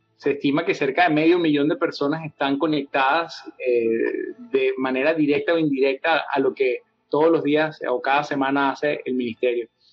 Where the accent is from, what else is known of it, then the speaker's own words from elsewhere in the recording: Venezuela; estando yo en el campus universitario allá en Venezuela, de donde soy